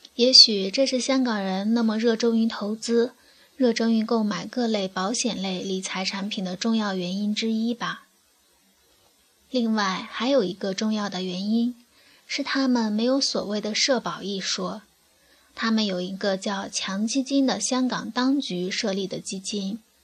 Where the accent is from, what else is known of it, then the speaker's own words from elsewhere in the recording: China; 作为大陆居民